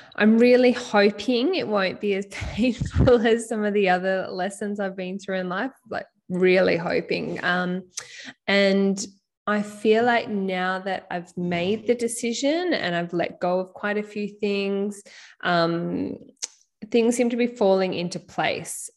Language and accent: English; Byron Bay, New South Wales, Australia; throughout high school, growing up in Byron Bay